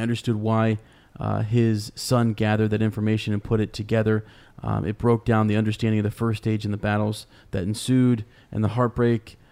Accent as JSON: {"language": "English", "region": "Kentucky", "country": "United States", "accent": "southern, Kentucky", "said": "my southern accent"}